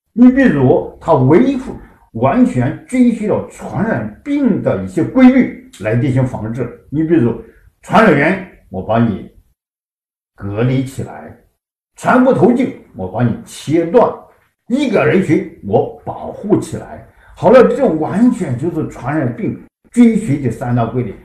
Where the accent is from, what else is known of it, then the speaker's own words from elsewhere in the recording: China; 体现了我们中国人民